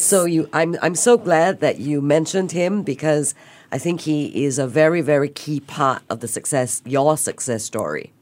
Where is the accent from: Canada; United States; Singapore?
Singapore; being Singaporean